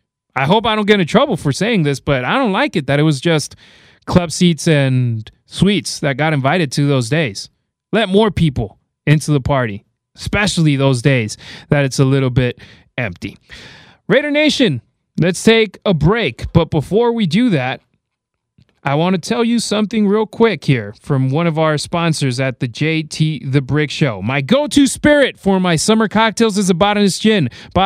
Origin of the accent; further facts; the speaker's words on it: Las Vegas, Nevada, United States; They play in my hometown of Vegas.